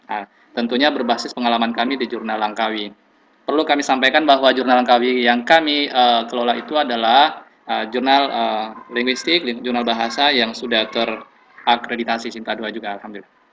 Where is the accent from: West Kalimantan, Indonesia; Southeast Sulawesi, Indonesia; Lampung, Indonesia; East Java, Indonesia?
Southeast Sulawesi, Indonesia; kemudian saya dari Sulawesi Tenggara.